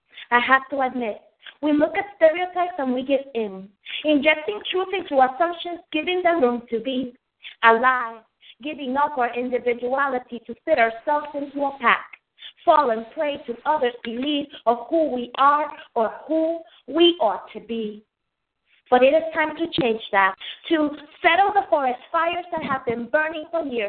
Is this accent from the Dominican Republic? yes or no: yes; Dominican Republic; also born or lived in United States / New York; now in Chesapeake, United States; Well, I was born in the United States. My family is from the Dominican Republic. I was raised in the Dominican Republic. I'm a New Yorker. Lived in New York until I was in my late 20s. Been in Virginia for about 10 years now.